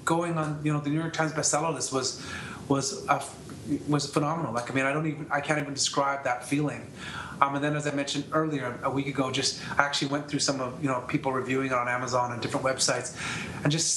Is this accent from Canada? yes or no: yes; Canada; I'm from Canada, so my story is obviously most well-known here